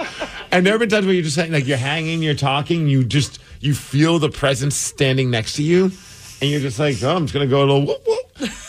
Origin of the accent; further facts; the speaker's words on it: Minnesota, United States; We grew up in Minnesota.